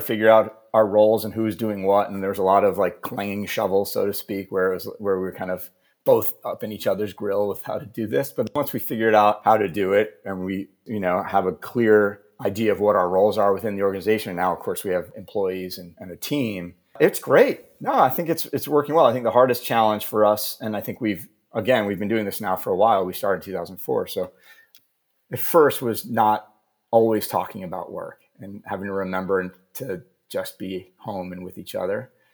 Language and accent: English; New Jersey, United States; now in Maine, United States; I grew up in New Jersey